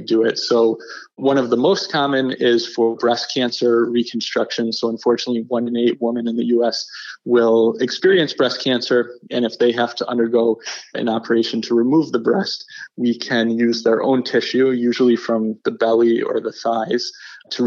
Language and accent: English; Buffalo, New York, United States; I'm originally from Buffalo, and I did my training in New York City